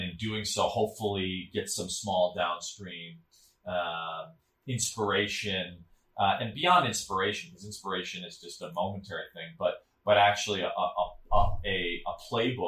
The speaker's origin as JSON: {"language": "English", "town": "Chicago", "region": "Illinois", "country": "United States", "tie": "born or raised there", "also_born_or_lived": "Sri Lanka", "moved": "as an adult", "said": "I grew up in Chicago in the city"}